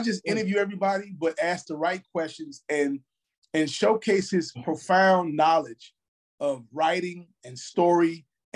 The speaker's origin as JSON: {"language": "English", "town": "Chicago", "region": "Illinois", "country": "United States", "tie": "born or raised there", "said": "I'm from the South Side of Chicago, West Pullman. And growing up in Chicago"}